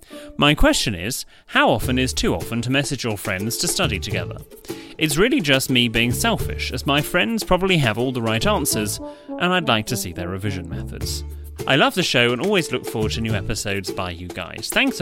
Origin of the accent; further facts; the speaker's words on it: Scotland, United Kingdom; now in Australia; I am also an expat. More specifically, I'm a Scotsman, well done, who emigrated to Australia.